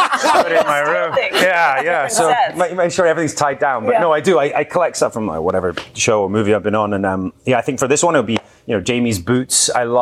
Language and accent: English; Galloway, Scotland, United Kingdom; from the southwest of Scotland, from my hometown in Galloway.